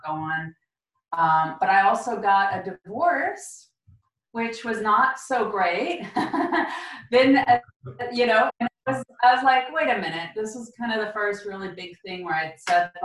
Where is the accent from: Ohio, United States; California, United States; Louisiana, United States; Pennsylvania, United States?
California, United States; Concord; also born or lived in Romania / Germany; came from Romania via Germany into California, grew up in Northern California, fellow Californian